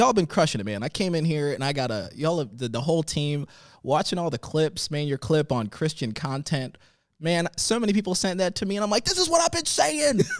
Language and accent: English; Florence, South Carolina, United States; also born or lived in Tanzania; I went to school in Florence, South Carolina